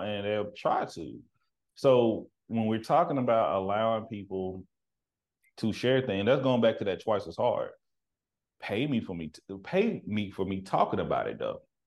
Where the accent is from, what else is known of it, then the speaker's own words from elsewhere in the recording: Texas, United States; now in Seattle, United States; I'm from the country. I'm from Texas